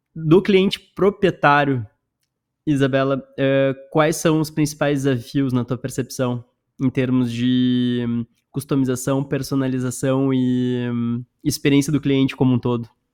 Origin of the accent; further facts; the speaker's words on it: Porto Alegre, Rio Grande do Sul, Brazil; moved away; eu sou gaúcho também, sou de Porto Alegre